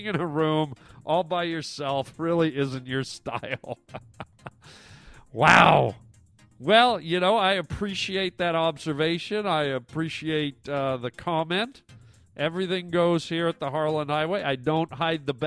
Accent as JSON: {"language": "English", "country": "Canada", "tie": "born or raised there", "moved": "yes", "lives_now": "United States", "said": "I am a Canadian boy, but I'm also an American boy now. I have my American citizenship, but I'm always happy and proud to represent the land of my birth"}